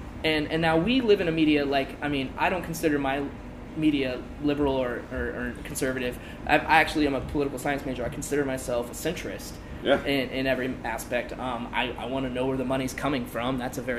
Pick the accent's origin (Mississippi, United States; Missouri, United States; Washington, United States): Washington, United States; Seattle; now in Portland, United States; I grew up in Seattle